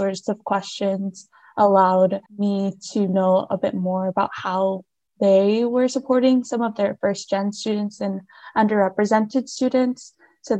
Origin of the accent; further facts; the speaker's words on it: Hermiston, Oregon, United States; I'm originally from Hermiston, Oregon, which is about 4 hours east of our Corvallis campus.